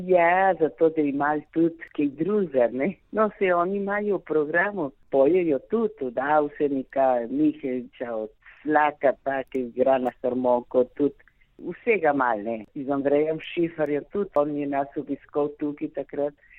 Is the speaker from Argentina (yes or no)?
yes; Argentina; Jaz se čutim slovenka, rojena v Argentini